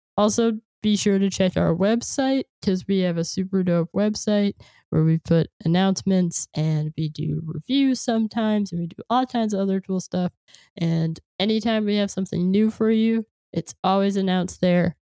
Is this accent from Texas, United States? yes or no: no; California, United States; moved away; I'm from California